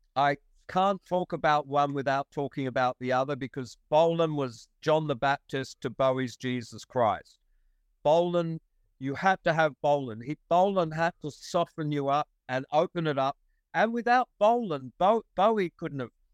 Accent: Wollongong, New South Wales, Australia; also born or lived in England; to be an English kid was definitely a slight, a tiny, slight disadvantage in this ridiculous microcosm of a high school in Wollongong, eh, of a infant school in Wollongong in 1959

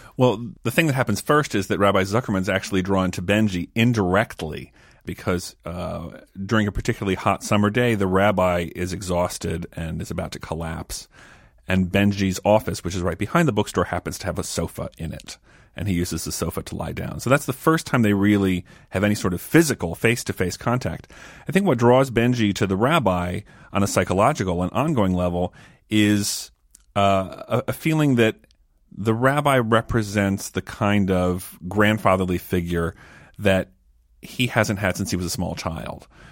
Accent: Maryland, United States; growing up in Maryland in a fairly observant, conservative household

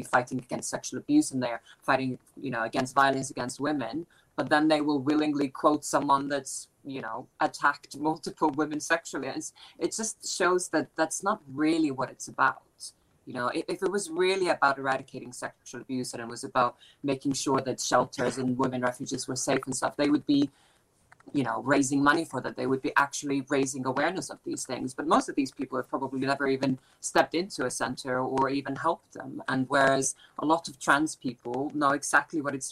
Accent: Iceland; now in United Kingdom; I'm from Iceland originally.

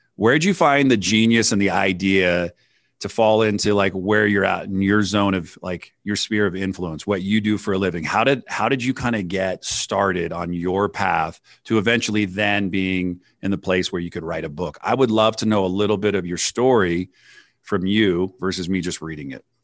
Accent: San Francisco, California, United States; I grew up in the Bay Area in, in, in California, and up at Nob Hill, which is the top of San Francisco

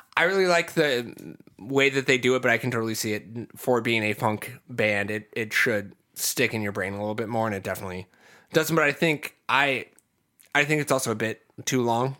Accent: Ohio, United States; I'm from the Midwest, um, I'm from Ohio

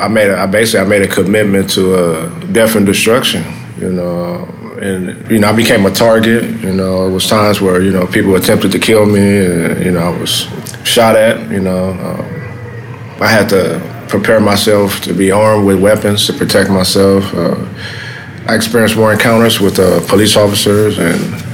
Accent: Los Angeles, California, United States; I grew up in South

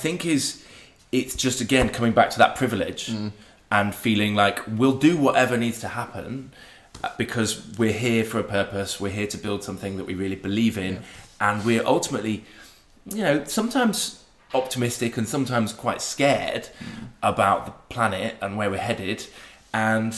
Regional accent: Sheffield, Yorkshire and the Humber, United Kingdom; moved away; the Sheffield boys come home

